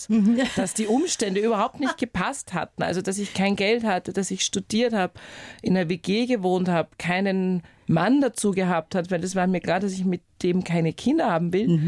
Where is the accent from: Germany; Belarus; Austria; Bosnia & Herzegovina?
Austria; Upper Austria; Ja, also ich bin halt in Oberösterreich aufgewachsen, mehr oder weniger am Land und für mich war immer klar, studieren, egal was, Hauptsache Wien.